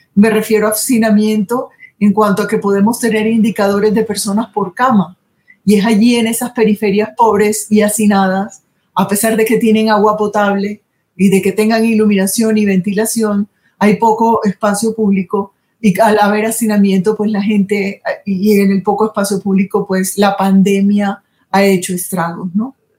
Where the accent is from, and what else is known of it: Colombian Caribbean coast, Colombia